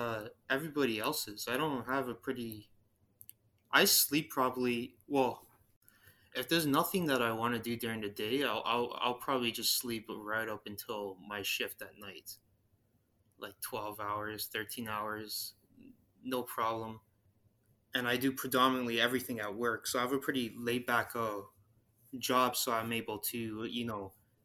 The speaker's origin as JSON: {"language": "English", "region": "Ontario", "country": "Canada", "said": "I'm from Ontario, Canada."}